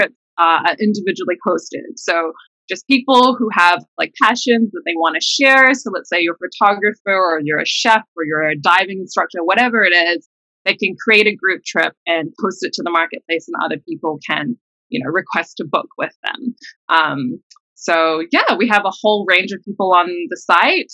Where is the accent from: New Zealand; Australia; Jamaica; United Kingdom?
New Zealand; moved away as an adult; now in United States; I'm like Singaporean heritage, but I grew up in New Zealand.